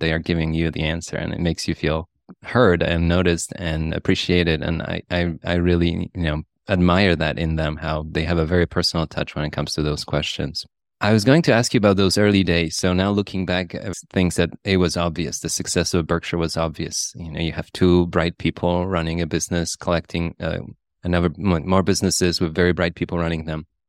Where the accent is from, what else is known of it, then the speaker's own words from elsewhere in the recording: Poland; moved away; I grew up in Poland, and I remember in the nineties we had bank runs and we had hyperinflation